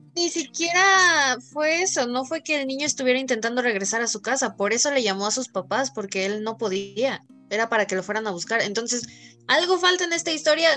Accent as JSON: {"language": "Spanish", "region": "Mexico City", "country": "Mexico", "tie": "born or raised there", "moved": "yes", "lives_now": "State of Mexico, Mexico", "said": "yo como buena chilanga traigo casi puras leyendas de la CDMX, porque sí, eh, no sé si esto ya lo sabían. Yo nací en, en la CDMX"}